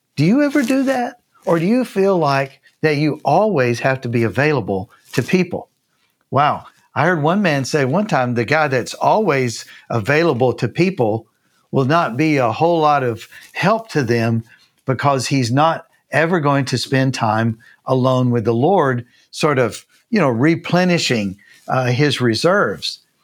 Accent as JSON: {"language": "English", "region": "Tennessee", "country": "United States", "also_born_or_lived": "Canada / Japan", "moved": "as an adult", "lives_now": "Columbus, Texas, United States", "said": "I'm from Tennessee."}